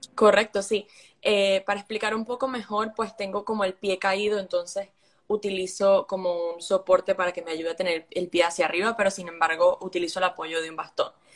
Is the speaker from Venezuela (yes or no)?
yes; Venezuela; now in United States; creciendo en Venezuela